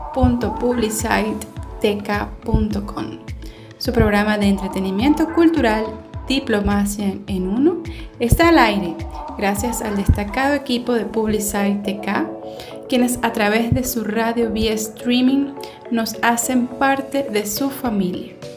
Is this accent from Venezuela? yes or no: yes; Venezuela; nuestro territorio, en Venezuela actualmente